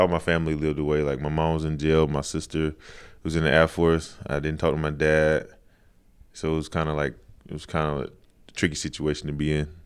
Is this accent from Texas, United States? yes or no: no; Charlotte, North Carolina, United States; Charlotte, North Carolina